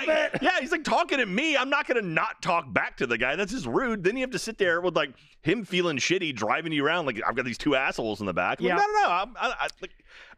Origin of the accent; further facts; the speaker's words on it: the South, United States; I'm from the South